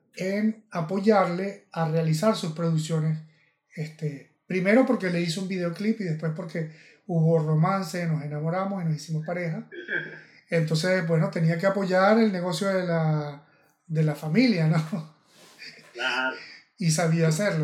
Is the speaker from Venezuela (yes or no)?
yes; Venezuela; yo venezolano